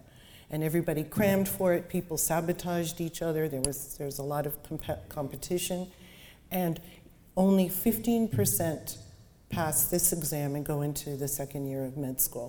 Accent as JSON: {"language": "English", "town": "San Francisco", "region": "California", "country": "United States", "tie": "born or raised there", "also_born_or_lived": "Chicago", "said": "I was born in Chicago. We moved to San Francisco when I was 5"}